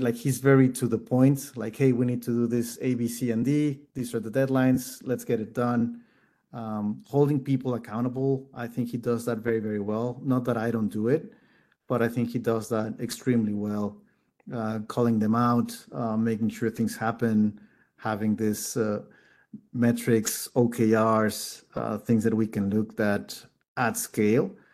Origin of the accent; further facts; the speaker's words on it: Mexico City, Mexico; also born or lived in Netherlands; being born and raised in Mexico City